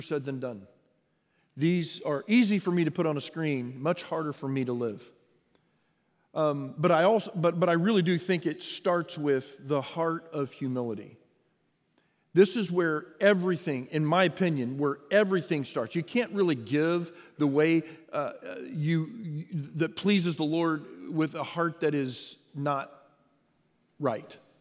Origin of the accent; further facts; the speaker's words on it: Texas, United States; I am born and raised in Texas